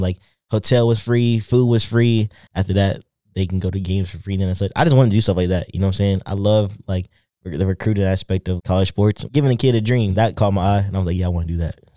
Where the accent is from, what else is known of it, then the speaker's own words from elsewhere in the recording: coastal North Carolina, United States; also born or lived in Raleigh, North Carolina / Virginia; I'm originally from Raleigh, North Carolina, the coast, but I moved to Raleigh when I was in middle school